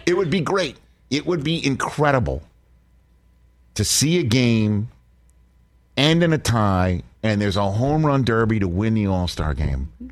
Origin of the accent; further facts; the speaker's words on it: New York City, New York, United States; me growing up in Staten Island, New York